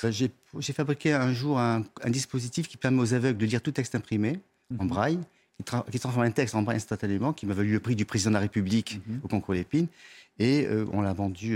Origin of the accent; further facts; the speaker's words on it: France; je suis français